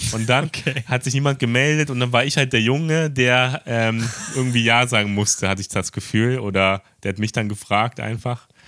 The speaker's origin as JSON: {"language": "German", "country": "Germany", "moved": "yes", "lives_now": "Tokyo, Japan"}